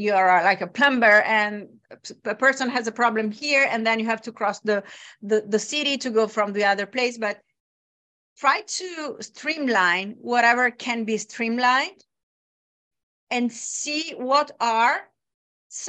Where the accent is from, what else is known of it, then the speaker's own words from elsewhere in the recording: Bologna, Emilia-Romagna, Italy; my hometown, Bologna.